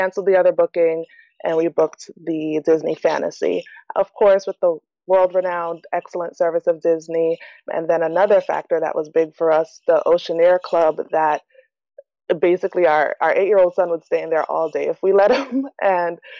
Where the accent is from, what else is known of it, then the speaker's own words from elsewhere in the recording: Jamaica; moved away; Jamaica, which is actually my home country